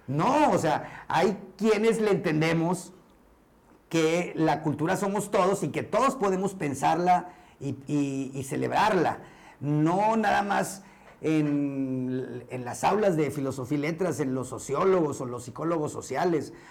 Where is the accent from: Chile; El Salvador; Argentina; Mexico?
Mexico; yo soy mexicano y todos, todos somos mexicanos